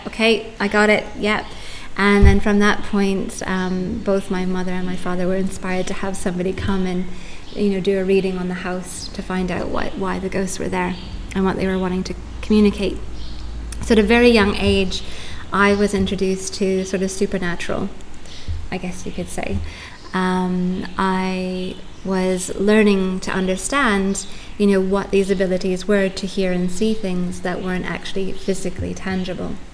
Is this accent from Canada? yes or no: yes; Canada; moved away as an adult; also born or lived in United Kingdom; now in Tulum, Mexico; I grew up in Canada for the first half of my life, and then I've been living in the UK for the last 16 years up until moving to Tulum 8 or 9 months ago